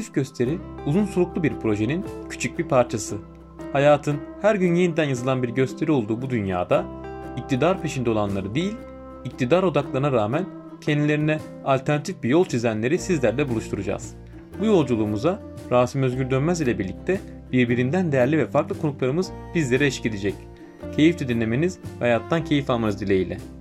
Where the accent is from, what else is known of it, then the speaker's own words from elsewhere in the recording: Adana, Turkey; also born or lived in Ankara; Adana'da doğdum, büyüdüm.